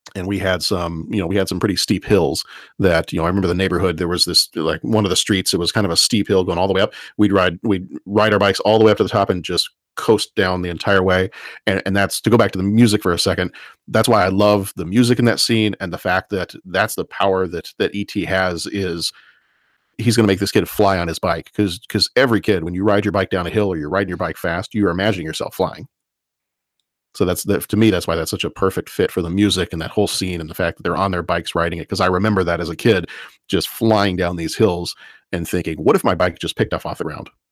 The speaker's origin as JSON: {"language": "English", "region": "Texas", "country": "United States", "tie": "born or raised there", "said": "growing up in Texas"}